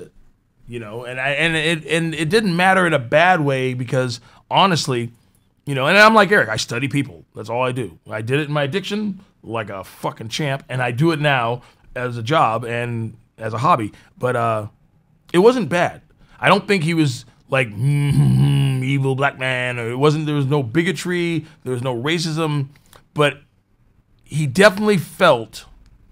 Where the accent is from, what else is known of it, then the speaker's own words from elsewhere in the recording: Norfolk, Minnesota, United States; growing up in Norfolk, Minnesota